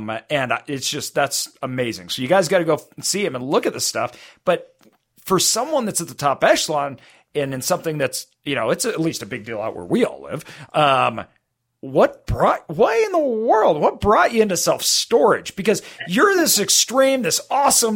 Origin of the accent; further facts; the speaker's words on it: Idaho, United States; I grew up in Idaho